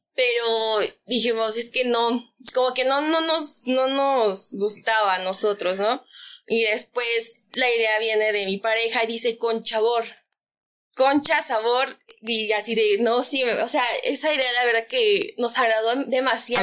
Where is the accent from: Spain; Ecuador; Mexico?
Mexico; como buen mexicano